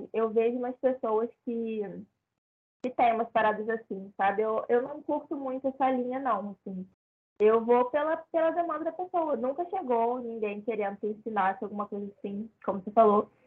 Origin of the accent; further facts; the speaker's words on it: Rio de Janeiro, Brazil; Tô, tô do Rio.